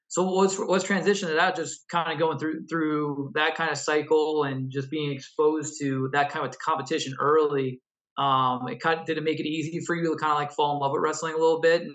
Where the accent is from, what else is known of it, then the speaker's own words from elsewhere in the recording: Long Island, New York, United States; moved away; also born or lived in Southwest Pennsylvania; I grew up on Long Island